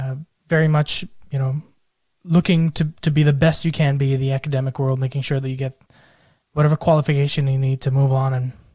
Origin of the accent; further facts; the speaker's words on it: Pune, Maharashtra, India; also born or lived in United States; now in Australia; So I'm from Pune, India, but I spent a lot of time growing up in the United States and more recently, I think the last 7 years in Australia.